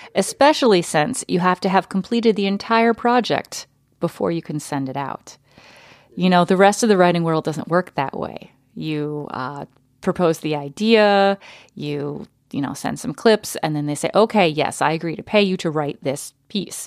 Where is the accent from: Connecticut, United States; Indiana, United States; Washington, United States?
Connecticut, United States; also born or lived in Texas; now in Minnesota, United States; we moved to Connecticut, where I lived from the time I was four